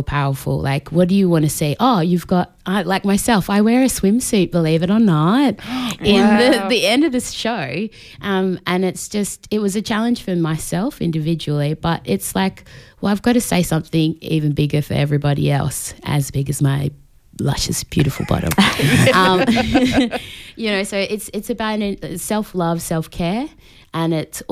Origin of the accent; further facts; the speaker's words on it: Australia; I'm Australian born, but my heritage is from Tonga.